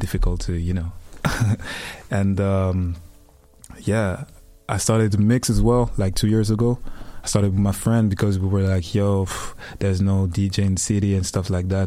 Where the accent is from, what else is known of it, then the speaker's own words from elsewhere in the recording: Liège, Wallonia, Belgium; I come from Belgium, Liège, Katmil. Ah, represent my city.